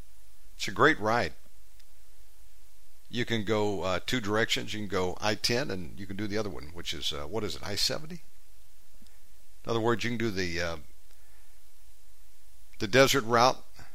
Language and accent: English; Georgia, United States; born there; also born or lived in Virginia / Texas / Las Vegas; And while I was born in Georgia, spent about 10 years in Virginia, time in Texas, different places.